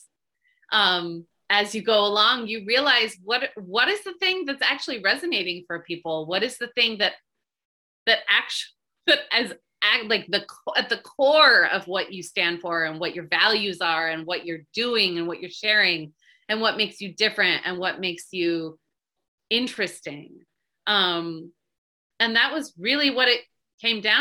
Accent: Bay Area, California, United States; I'm from the Bay Area

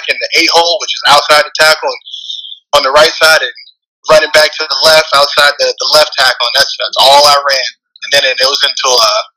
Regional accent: Atlanta, Georgia, United States; born and raised in Atlanta, Georgia

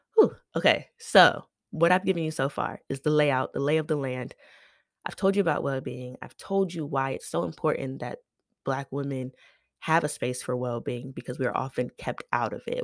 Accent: United States; I am an American

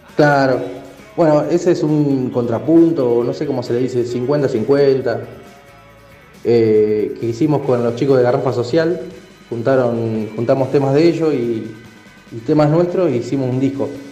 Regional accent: San Nicolás de los Arroyos, Buenos Aires Province, Argentina; Somos de San Nicolás de los Arroyos, eh, en la provincia de Buenos Aires.

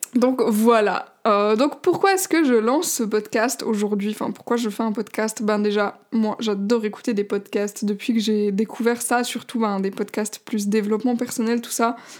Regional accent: Switzerland; je suis suisse

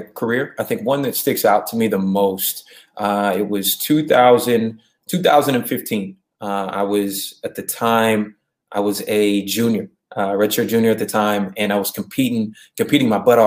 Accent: Columbus, Ohio, United States; moved away as an adult; now in Los Angeles, United States; I'm originally from the Midwest. Grew up in Columbus, Ohio

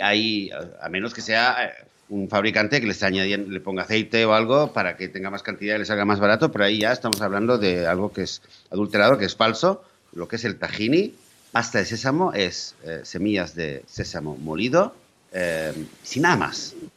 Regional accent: Catalonia, Spain; moved away; mi tierra natal, que es Cataluña

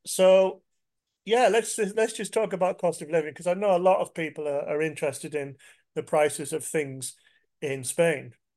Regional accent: England, United Kingdom; I'm English

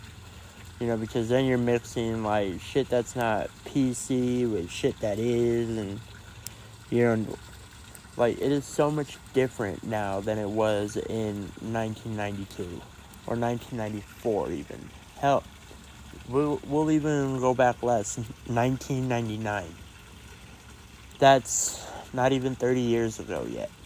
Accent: Colorado, United States; Out here in Colorado, that's just what we do. That's who we are.

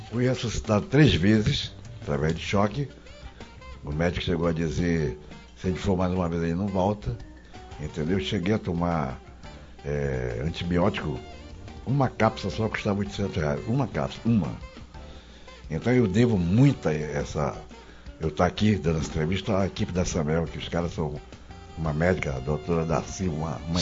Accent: Manaus, Amazonas, Brazil; sou lá de Manaus

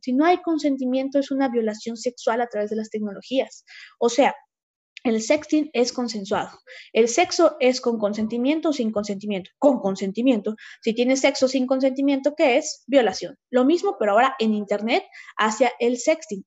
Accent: Huauchinango, Puebla, Mexico; yo soy originaria de la Sierra Norte de Puebla, en Huauchinango

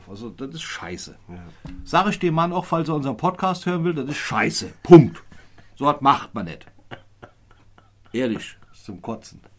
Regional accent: Neuwied, Rhineland-Palatinate, Germany; Ich bin aus Neuwied

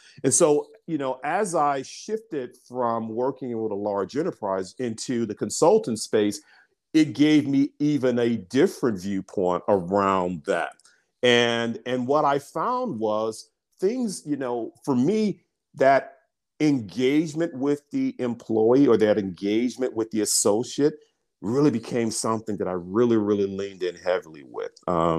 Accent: Birmingham, Alabama, United States; I'm an African-American. I'm from Birmingham, Alabama. I grew up in, I grew up in an area called Dynamite Hill.

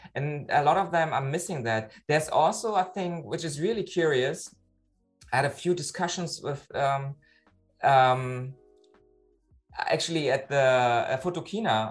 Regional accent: Berlin, Germany; now in Hamburg, Germany; I live in Hamburg, but originally I'm from Berlin, uh, actually East Berlin.

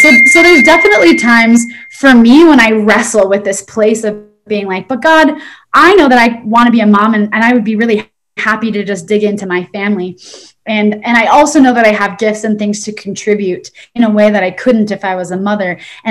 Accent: Oregon, United States; also born or lived in Utah / San Diego; now in Arizona, United States; I'm from Oregon and then I moved to Utah and I lived in San Diego.

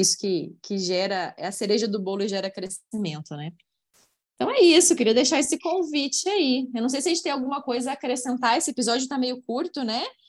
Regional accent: Curitiba, Paraná, Brazil; now in Uberlândia, Brazil; Curitiba, minha cidade natal

